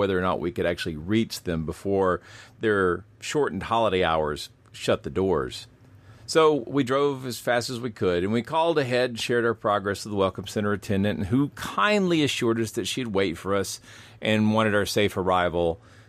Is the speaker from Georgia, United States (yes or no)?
yes; Georgia, United States; Darien, Georgia, which is home to a remarkable life-size statue of my home state's estuary monster